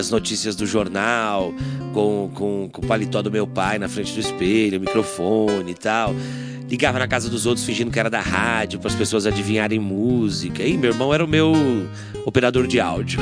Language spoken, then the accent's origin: Portuguese; Bauru, São Paulo, Brazil; born or raised there